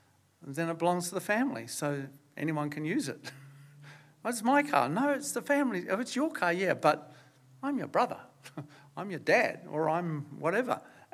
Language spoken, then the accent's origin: English; Australia; now in New Zealand; So I haven't lost my Australian citizenship, but I'm a Kiwi too.